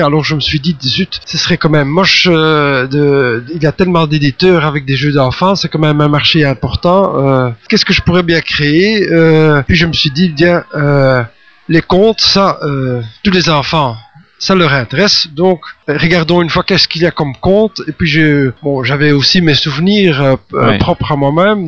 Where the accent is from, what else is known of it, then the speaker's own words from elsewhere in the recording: Belgium; Je suis belge, euh, mais j'ai donc euh, une. Enfin, je suis une mixte francophone et mixte